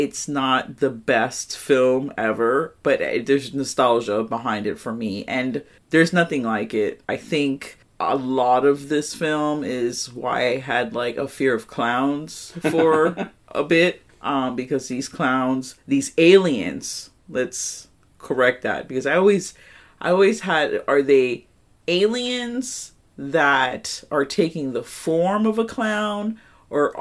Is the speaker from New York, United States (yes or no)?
yes; New York, United States; my home state, New York City. New York, not New York City